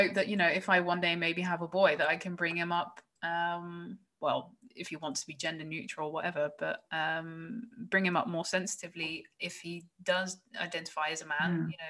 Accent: Woerden, Utrecht, Netherlands; English is a second language; I come from Woerden, and Woerden is like literally it's been nominated as the most general average city of like the Netherlands.

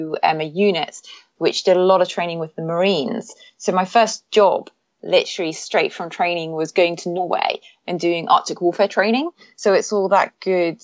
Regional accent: Newcastle upon Tyne, North East England, United Kingdom; I grew up actually in the north of England, in the northeast, pretty much near the Scottish border, in a place called Newcastle

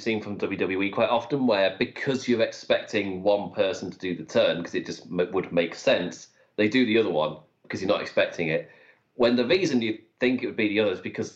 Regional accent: United Kingdom; I'm British. We're born for this

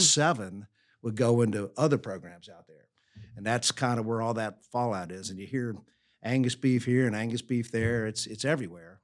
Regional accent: Greensboro, North Carolina, United States; also born or lived in New York; my hometown of Greensboro, North Carolina

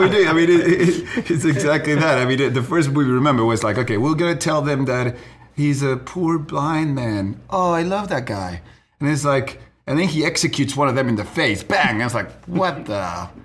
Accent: Uruguay; moved away; we're from Uruguay as well, so we we grew up in a different reality.

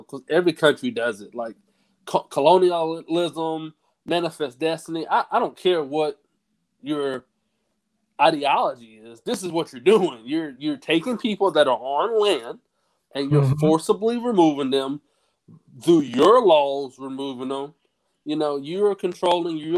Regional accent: United States; I'm an American. I'm an American citizen.

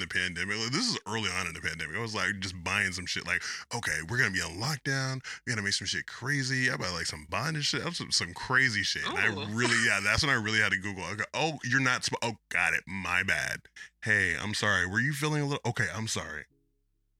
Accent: Oakland, California, United States; I'm really from Oakland

